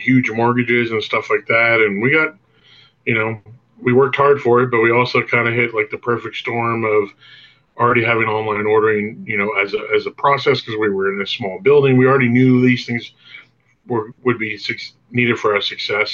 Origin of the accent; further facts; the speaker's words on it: New York City, New York, United States; now in Lynchburg, United States; I grew up in Brooklyn, New York.